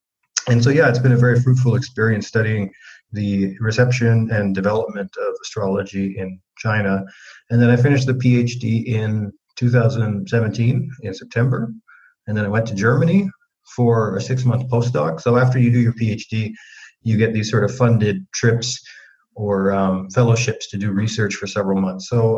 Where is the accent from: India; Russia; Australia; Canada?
Canada; Winnipeg, Manitoba; moved away as an adult; also born or lived in Japan; I'm originally from Western Canada in a city called Winnipeg, which is north of North Dakota. So it's a snowy, cold place